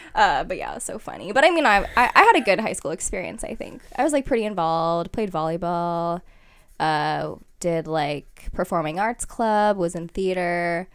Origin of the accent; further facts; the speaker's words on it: Fremont, California, United States; I was born in Fremont, so I was here my whole life